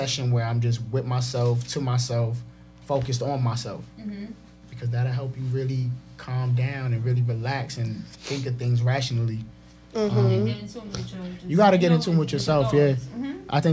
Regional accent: New York City, New York, United States; I'm from Marble Hill on 225th and Broadway in the Bronx

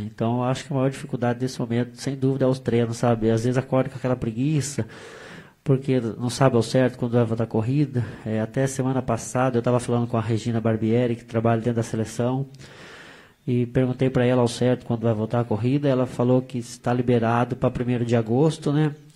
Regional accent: Brazil; a gente é brasileiro

